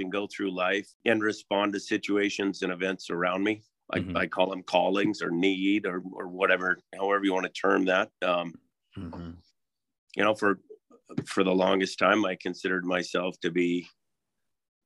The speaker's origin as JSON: {"language": "English", "region": "western South Dakota", "country": "United States", "tie": "born or raised there", "moved": "yes", "lives_now": "Coeur d'Alene, United States", "said": "I grew up in a really small town in western South Dakota"}